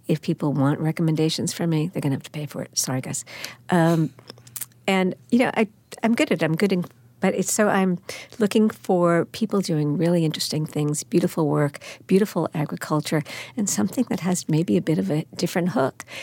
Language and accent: English; Baldwin, New York, United States; also born or lived in Brooklyn / Manhattan; I was born in Brooklyn, raised in Baldwin, Long Island, my aunt and uncle had a place at sixty-six Bowery, and we were always in the city